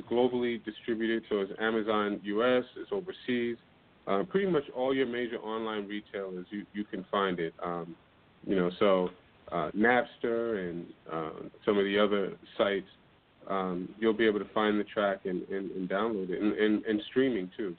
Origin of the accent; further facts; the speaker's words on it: New York City, New York, United States; I grew up in the Astoria Project, and I used to listen to, you know, bands play live in Astoria Park